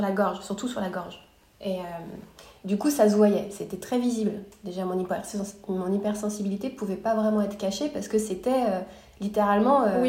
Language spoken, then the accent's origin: French; near Paris, Île-de-France, France; moved away as an adult; also born or lived in Montreal, Quebec, Canada / Los Angeles, United States; now in Austin, United States; Je suis née à Montréal au Québec, j'ai grandi près de Paris